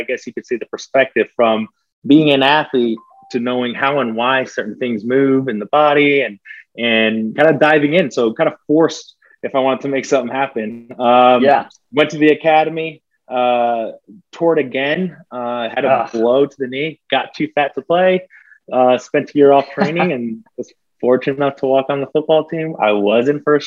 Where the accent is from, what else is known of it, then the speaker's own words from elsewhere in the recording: Abilene, Texas, United States; moved away as an adult; also born or lived in Colorado / South Dakota / North Dakota / California; now in Atlanta, United States; Small town, Abilene, Texas. It's 3 hours, which is for Texas, relatively close from Dallas, about 4 hours from Austin. So small town, West Texas, not the biggest town, but I mean, it's home.